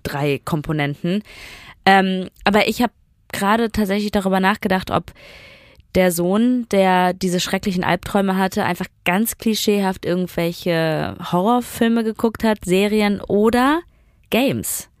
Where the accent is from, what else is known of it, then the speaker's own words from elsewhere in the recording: Duisburg, North Rhine-Westphalia, Germany; damals in dem Dorf, wo ich aufgewachsen bin, in Duisburg-Bahl